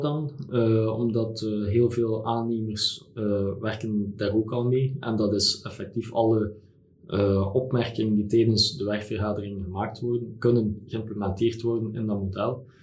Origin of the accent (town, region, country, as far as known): Belgium